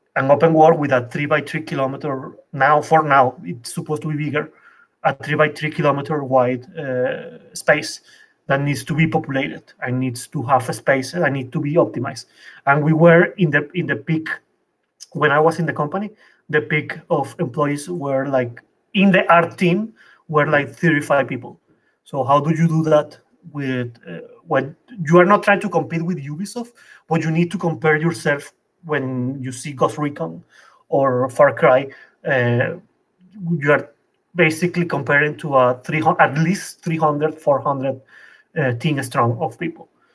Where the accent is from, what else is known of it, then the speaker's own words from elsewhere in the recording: Venezuela; moved away as an adult; also born or lived in Colombia; now in Paris, France; I come from Venezuela.